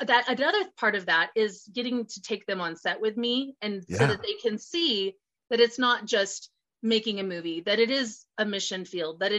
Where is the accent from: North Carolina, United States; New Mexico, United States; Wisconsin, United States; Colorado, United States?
Colorado, United States; my home state of Colorado